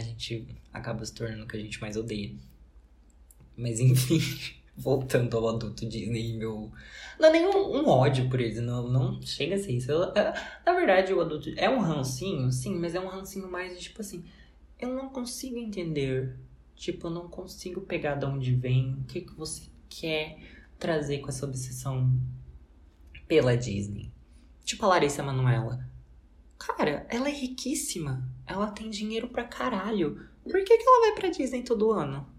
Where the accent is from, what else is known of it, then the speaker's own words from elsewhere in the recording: Brazil; como brasileiro